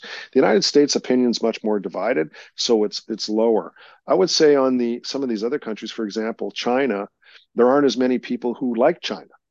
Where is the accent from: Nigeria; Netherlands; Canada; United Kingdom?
Canada; proud as a Canadian